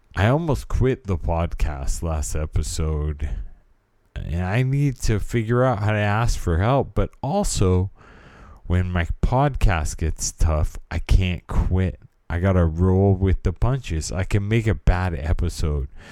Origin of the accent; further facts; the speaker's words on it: California, United States; I am from California and I was raised in the eighties